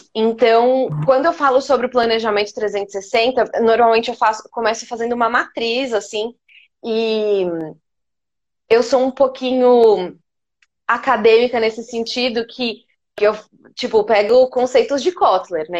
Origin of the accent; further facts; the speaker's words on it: Poços de Caldas, Minas Gerais, Brazil; moved away as an adult; now in São Paulo, Brazil; eu moro em São Paulo desde 2009, mas eu sou de Poços de Caldas, sou de Minas. Então também vim para cá para fazer faculdade